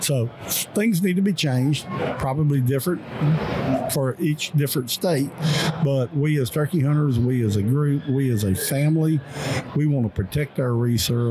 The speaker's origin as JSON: {"language": "English", "region": "Mississippi", "country": "United States", "tie": "born or raised there", "said": "my home state, in the state of Mississippi"}